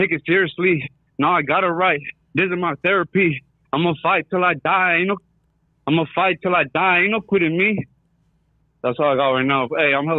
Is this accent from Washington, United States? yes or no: yes; Seattle, Washington, United States; Hey, I'm an artist from Seattle, Washington, bro.